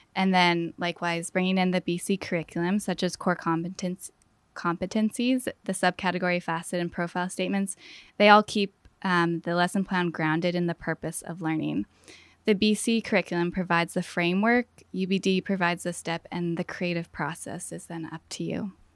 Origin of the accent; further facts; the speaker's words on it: Fort St. John, British Columbia, Canada; moved away as an adult; northern B C. It's called Fort Saint John. And I grew up there